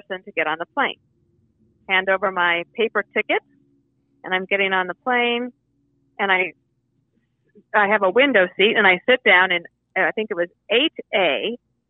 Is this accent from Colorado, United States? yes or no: yes; Colorado, United States; moved away as an adult; also born or lived in Wyoming; I was born in Wyoming, but grew up in Colorado.